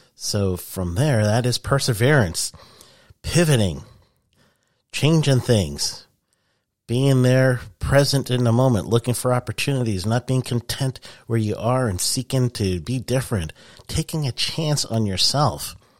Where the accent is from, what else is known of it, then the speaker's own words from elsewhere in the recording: New York City, New York, United States; I'm from Queens, New York.